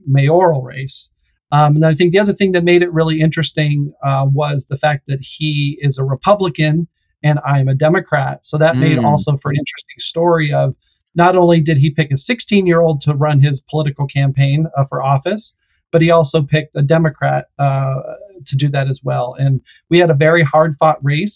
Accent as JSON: {"language": "English", "town": "Lakewood", "region": "Colorado", "country": "United States", "tie": "born or raised there", "said": "I actually grew up in Colorado, just in a town called Lakewood, which is a big suburb outside of Denver, on a horse ranch."}